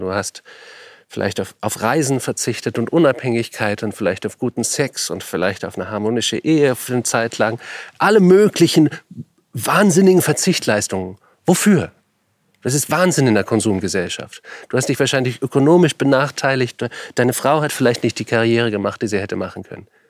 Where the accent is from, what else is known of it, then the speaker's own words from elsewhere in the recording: Germany; Meine Kindheit in Deutschland